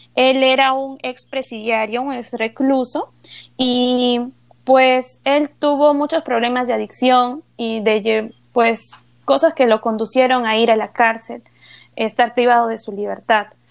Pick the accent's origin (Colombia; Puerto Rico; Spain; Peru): Peru; Ayacucho; desde el segundo grado de primaria he obtenido becas en colegios privados en la región de Ayacucho